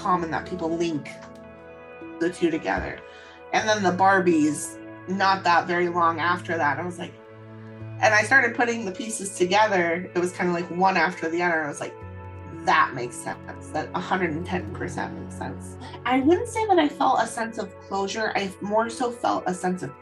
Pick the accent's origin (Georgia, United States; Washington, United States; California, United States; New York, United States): Washington, United States; Seattle; I am from Seattle, Washington.